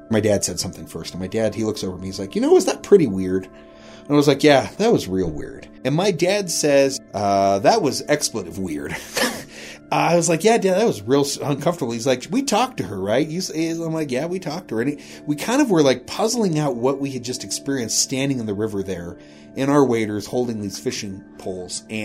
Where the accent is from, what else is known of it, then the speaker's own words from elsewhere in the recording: Rawlins, Wyoming, United States; Oh, we're, you know, out here fishing, we're from Rawlins